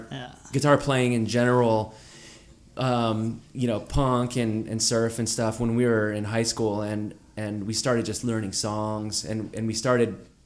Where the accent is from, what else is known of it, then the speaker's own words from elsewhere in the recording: San Gabriel, California, United States; Well, I grew up in San Gabriel, down the road from Frankie.